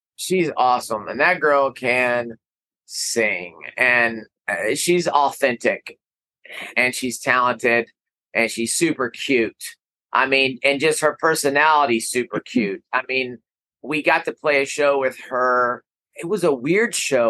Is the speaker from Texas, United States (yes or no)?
yes; Amarillo, Texas, United States; I am from Amarillo